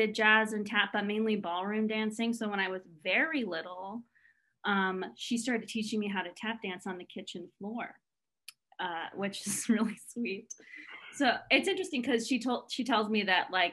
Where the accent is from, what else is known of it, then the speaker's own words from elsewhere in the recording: Weatherford, Texas, United States; also born or lived in Fort Worth, Texas; I say Fort Worth, Texas, but I'm from Weatherford, Texas.